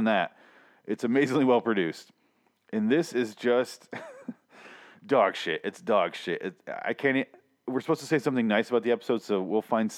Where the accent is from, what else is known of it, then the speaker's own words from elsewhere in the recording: Midwest, United States; I grew up in the Midwest.